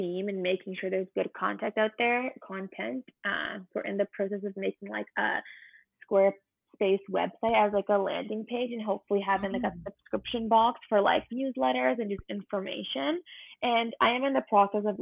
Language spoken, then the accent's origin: English; London, Ontario, Canada; I'm from London, Ontario. I was born and raised there for 21 years